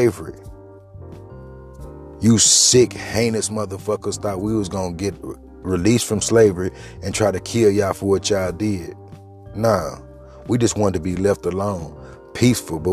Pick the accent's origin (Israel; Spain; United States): United States; I was raised in America